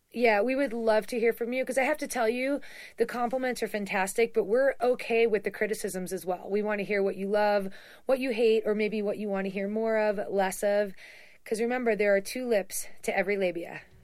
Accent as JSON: {"language": "English", "region": "East Coast", "country": "United States", "said": "we're both from the East Coast"}